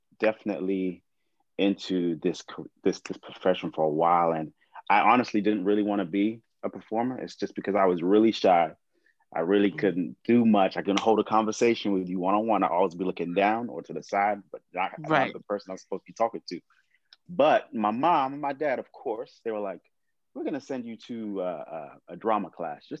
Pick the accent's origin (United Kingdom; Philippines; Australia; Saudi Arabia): United Kingdom; England; also born or lived in California; now in Lancaster, United States; I'm from England too